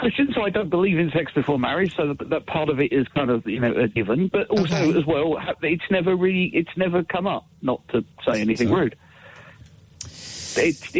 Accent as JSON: {"language": "English", "region": "London", "country": "United Kingdom", "said": "I'm from Catford in southeast London."}